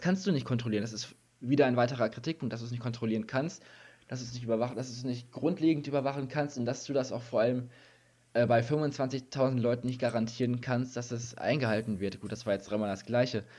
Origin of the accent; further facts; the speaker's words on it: Germany; wir als Deutsche